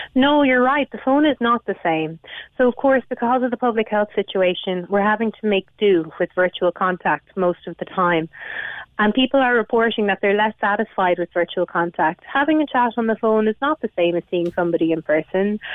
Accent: Galway, Connacht, Ireland; I live in a rural area, that's not what I'm seeing. But I'm actually from Galway City

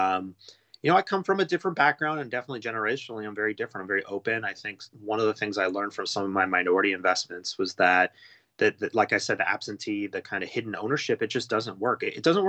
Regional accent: United States; being an American

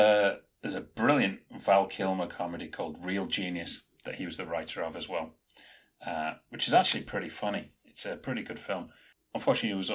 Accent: England, United Kingdom; I'm an English savage

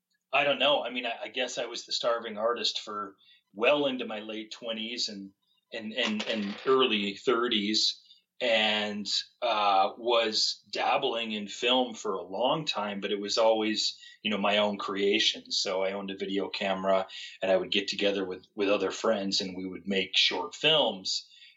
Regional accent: Western New York, United States; moved away as an adult; also born or lived in Portland, Oregon / United Kingdom; I'm originally from the Rochester, New York, Buffalo, New York area in New York State. I lived there. Well, I grew up there, and at about age 20, I moved and never really came back. Although we did live here a year ago.

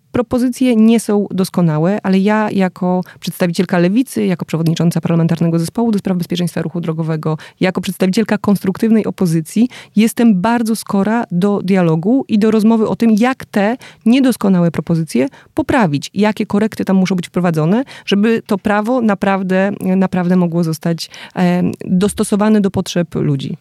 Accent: Wrocław, Lower Silesian Voivodeship, Poland; ja jestem z Wrocławia

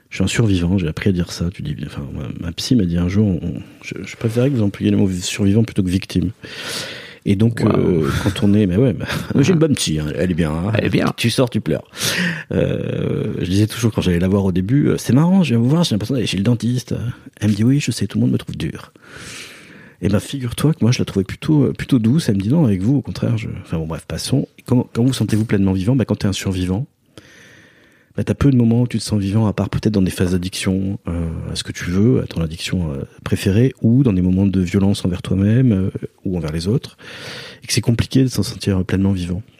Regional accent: Basque Country, France; Je viens du Pays Basque, bien sûr. Donc l'artiste, dans les, enfin, je suis né dans les années 70

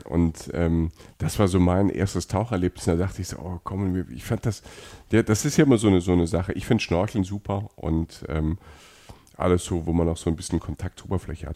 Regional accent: Germany; wir kommen aus Deutschland

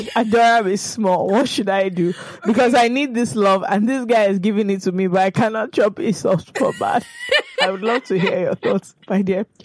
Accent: United Kingdom; I'm British.

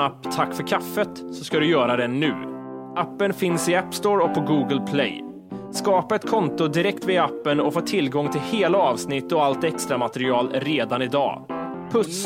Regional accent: Kristinehamn, Värmland, Sweden; moved away; also born or lived in Gothenburg; när man var liten, alltså hemma i Kristinehamn

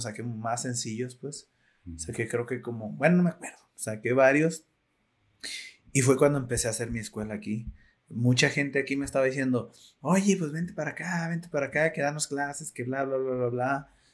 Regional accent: Zapotlanejo, Jalisco, Mexico; yo soy de Zapotlanejo

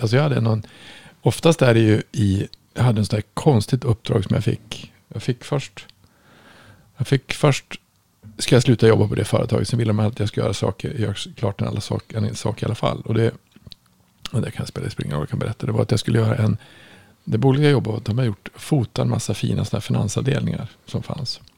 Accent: Norrland, Sweden; jag kom ju från Norrland

